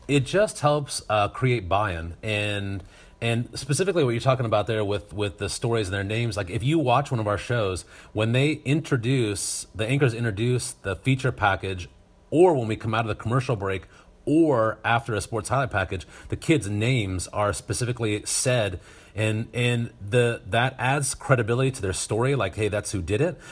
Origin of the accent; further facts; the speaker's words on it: Northern Nevada, United States; also born or lived in Reno, Nevada; now in Rocklin, United States; I grew up in Northern Nevada and, uh, went to high school just south of Carson City, the capital